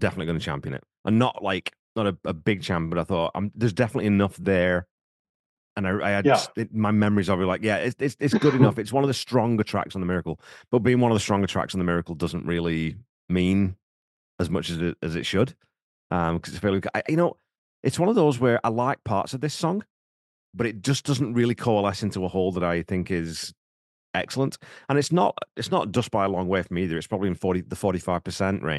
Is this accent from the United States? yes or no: no; United Kingdom; now in Canada; growing up in Britain